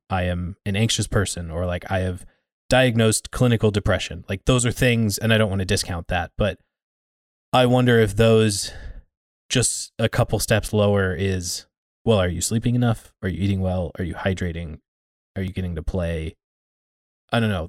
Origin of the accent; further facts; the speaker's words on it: United States; us being American